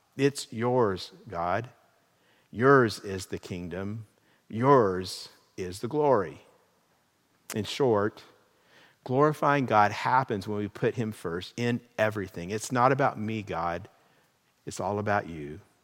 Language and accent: English; California, United States; My real I D card gives my identity as a resident of the state of California